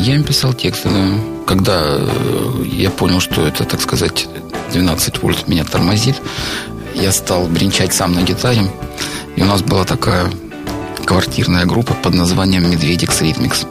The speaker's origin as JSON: {"language": "Russian", "town": "Rostov-on-Don", "region": "Rostov Oblast", "country": "Russia", "tie": "born or raised there", "said": "в родном городе"}